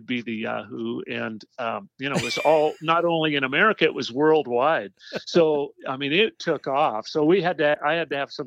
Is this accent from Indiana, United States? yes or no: no; Conrad, Montana, United States; moved away; I was born in Conrad, Montana, which is where I live now